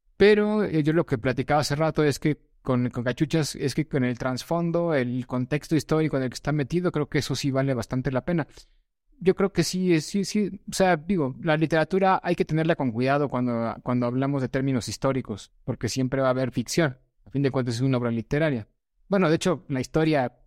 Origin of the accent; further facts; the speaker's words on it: Mexico; Nosotros como mexicanos